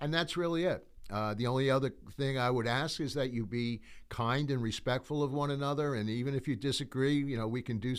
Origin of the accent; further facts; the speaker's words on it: New York, United States; You know, sometimes people will say, bottom line me. I'm from New York. So, you know, that's really like cut to the chase.